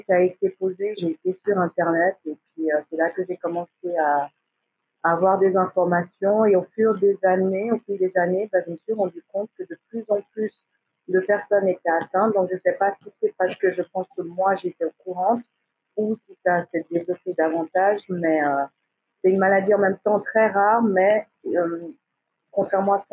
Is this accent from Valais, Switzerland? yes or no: no; Geneva, Switzerland; j'ai 40 ans. Euh, j'ai vécu euh, mon enfance à Genève